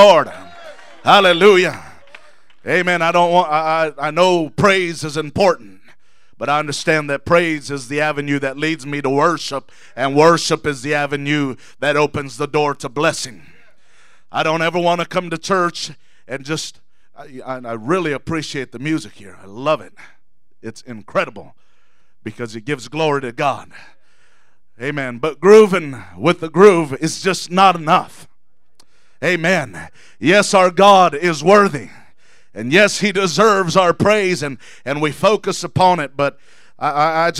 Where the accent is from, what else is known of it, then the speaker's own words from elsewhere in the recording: San Diego, California, United States; moved away as an adult; now in Sacramento, United States; I'm originally from San Diego, and born and raised there for 21 years of my life